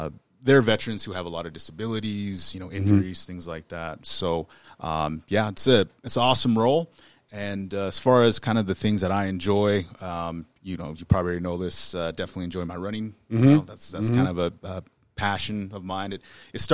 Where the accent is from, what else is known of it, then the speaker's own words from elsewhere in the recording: Billings, Montana, United States; I was raised here in Billings, grew up in the Heights, and had the experience of an urban native